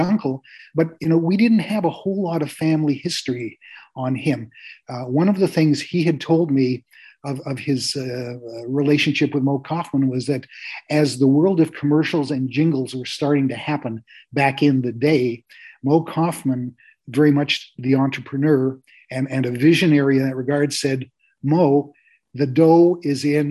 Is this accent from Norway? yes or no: no; Canada; I'm happy in my space as a Jew and as a Canadian.